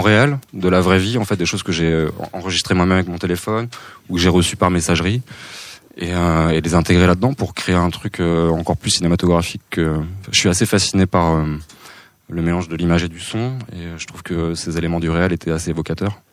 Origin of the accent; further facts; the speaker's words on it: Saint-Brieuc, Brittany, France; Je suis né à Saint-Brieuc